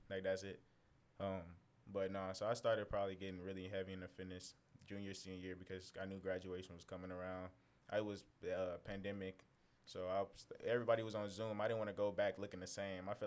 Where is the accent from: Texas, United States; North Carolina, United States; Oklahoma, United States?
Texas, United States; San Antonio; stuff and being here, because like coming from Texas, we come from San Antonio, by the way. So it's like, it's definitely just majority Hispanic and and African American.